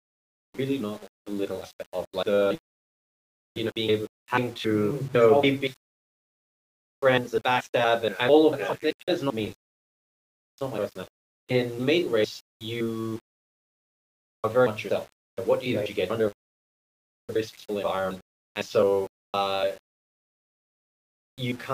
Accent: Australia; now in Philippines; I'm Australian

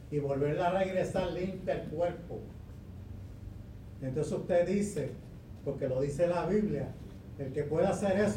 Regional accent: Chicago, Illinois, United States; Yo de niño eh, vivía en Chicago y me matricularon en un colegio católico.

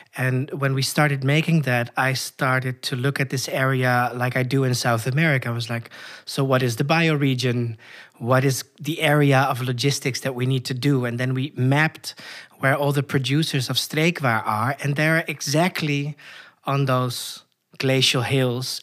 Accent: Koedijk, North Holland, Netherlands; moved away as an adult; now in Chile; I was born in the northern part of the Netherlands, uh, in a very rural area in a small village called Koedijk

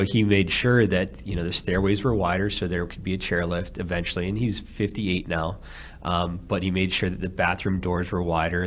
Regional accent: outside of Philadelphia, Pennsylvania, United States; also born or lived in Phoenix, Arizona; now in Alabama, United States; grew up outside of Philadelphia

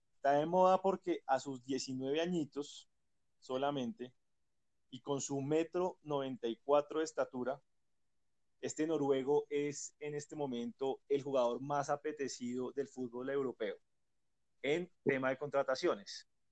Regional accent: Colombia

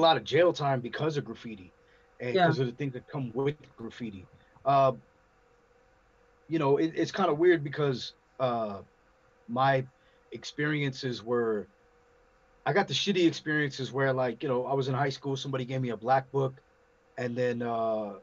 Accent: Compton, California, United States; also born or lived in Long Beach / Norwalk / Bellflower / Pomona; now in Whittier, United States; I was born in Compton. I've lived in Norwalk, you know, Bellflower, Pomona. I've lived all over.

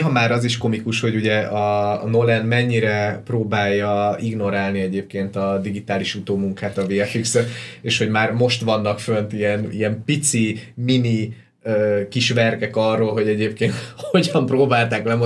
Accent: Ukraine; now in Budapest, Hungary; én meg egy ilyen budai kimosakodott ukrán vagyok

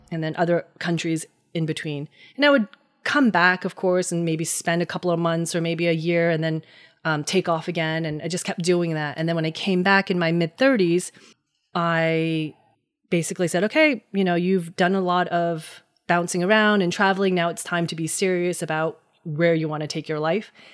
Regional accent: Hackettstown, New Jersey, United States; I was born and raised in New Jersey. Uh, grew up in Hackettstown, New Jersey

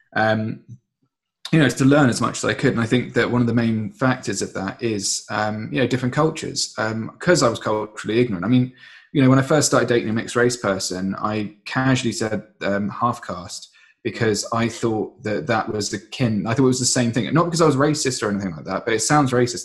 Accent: Surrey, South East England, United Kingdom; I got born in Surrey, and lived there for about well you know for 30 years really

